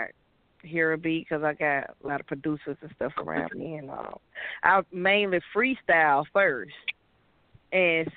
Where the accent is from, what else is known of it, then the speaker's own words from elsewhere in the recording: Atlanta, Georgia, United States; accent: Atlanta sound; I'm originally from Atlanta, Georgia, and I grew up in Atlanta, so I do have I guess an Atlanta sound